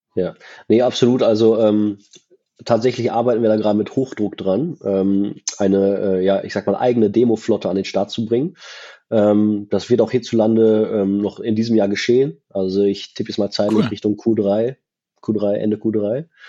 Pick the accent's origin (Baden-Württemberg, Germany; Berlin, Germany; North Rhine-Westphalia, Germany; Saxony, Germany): Berlin, Germany; als Berliner